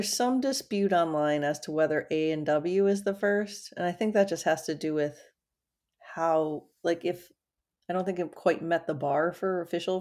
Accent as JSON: {"language": "English", "area": "near Old Forge", "region": "Pennsylvania", "country": "United States", "tie": "born or raised there", "moved": "yes", "said": "we grew up in an area where there wasn't that pizza"}